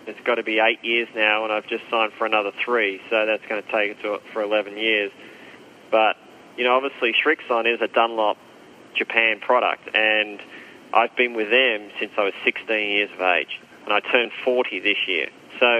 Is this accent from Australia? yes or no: yes; Australia; moved away as an adult; also born or lived in United States / Europe; as an Australian